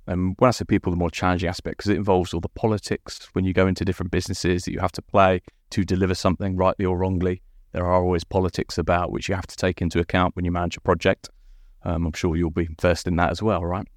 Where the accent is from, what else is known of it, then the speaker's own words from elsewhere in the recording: Guernsey; moved away as an adult; also born or lived in Winchester / London; I'm from Guernsey.